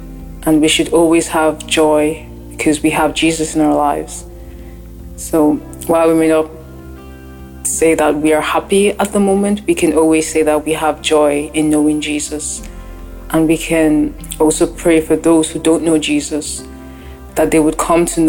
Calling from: Ireland; I'm calling in from Ireland.

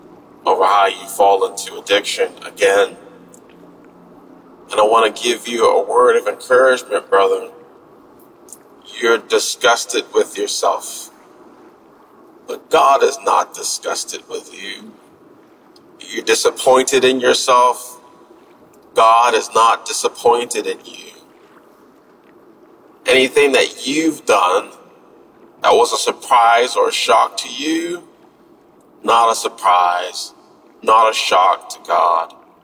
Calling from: Florida, United States; out in Florida.

